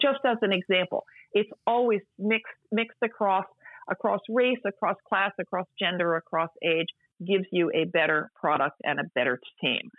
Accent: United States; as an American

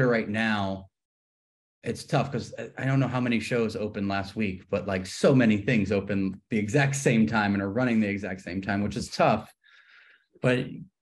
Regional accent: New Orleans, Louisiana, United States; moved away as an adult; also born or lived in New York / Los Angeles; I grew up here in New Orleans.

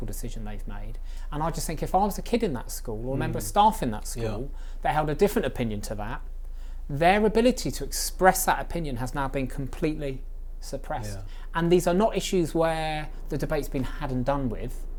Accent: Reading, South East England, United Kingdom; Reading's my hometown

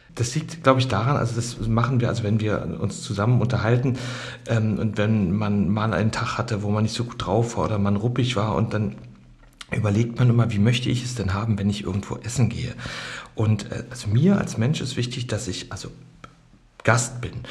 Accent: Germany; wie ich äh, seine gesamte Schulzeit im Osten hatte

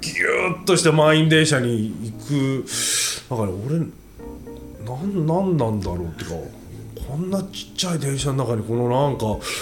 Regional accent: Tokyo, Japan; moved away as an adult; also born or lived in Washington, D.C., United States; 自分の地元に帰って巣鴨とおばあちゃんの原宿だけど

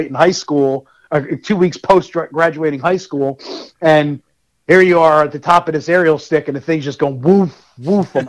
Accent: Central/North New Jersey, United States; accent: Jersey; moved away as an adult; I grew up in what's considered technically Central Jersey, but also could be considered North Jersey, because I grew up very close to New York City

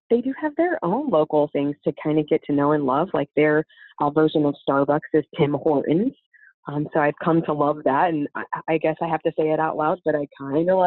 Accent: Oklahoma, United States; spent the majority of my time I would say if anybody asks where did you grow up the most, it's um, in Oklahoma. That's where I went to high school and where I went to college.

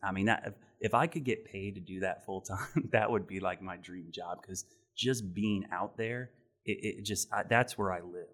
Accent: Ohio, United States; now in Charlotte, United States; I grew up in Ohio

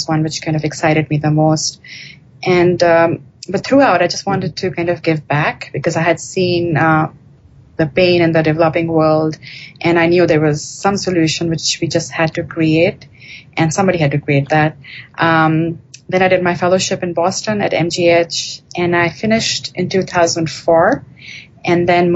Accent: India; moved away; I grew up in India

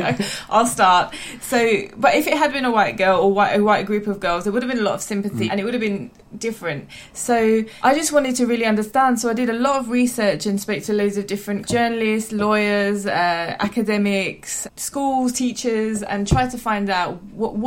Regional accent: London, United Kingdom; I'm from East London

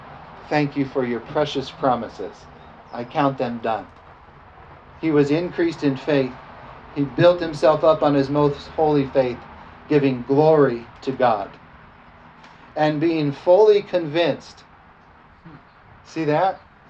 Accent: United States; I'm an American. Amen. I was born here.

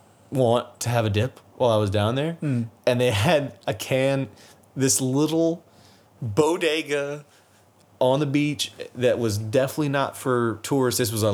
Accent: United States; I'm American.

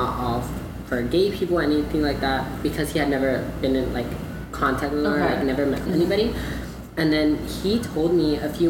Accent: Dallas, Texas, United States; now in Rio Grande Valley, United States; I'm originally from Dallas.

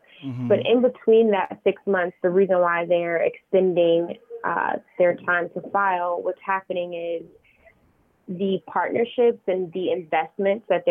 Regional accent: Long Island, New York, United States; also born or lived in Brooklyn; I'm from Brooklyn. I was born in Brooklyn, but I was actually raised in Long Island

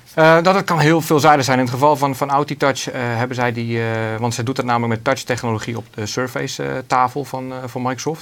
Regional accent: Netherlands; wij als Nederlanders

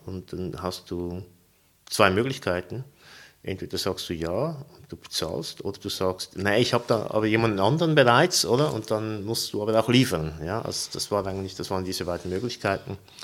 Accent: Zurich, Switzerland; moved away as an adult; also born or lived in St. Petersburg, Russia; now in Uster, Switzerland; obwohl ich in Zürich aufgewachsen bin

